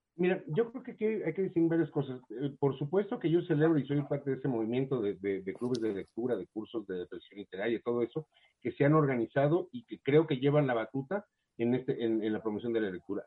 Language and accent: Spanish; Mexico; los escritores mexicanos se acostumbraron, o nos acostumbramos, a la beca